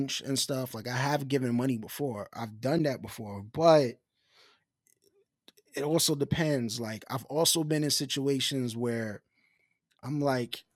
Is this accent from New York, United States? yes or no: yes; New York City, New York, United States; being a New Yorker